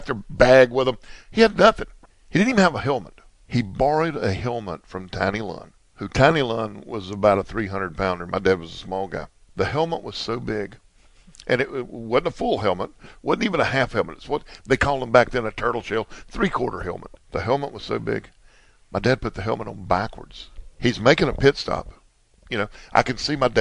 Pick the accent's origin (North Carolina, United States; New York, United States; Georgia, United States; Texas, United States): North Carolina, United States; Winston-Salem; We grew up there in Winston-Salem, just blocks away from Bowman Gray Stadium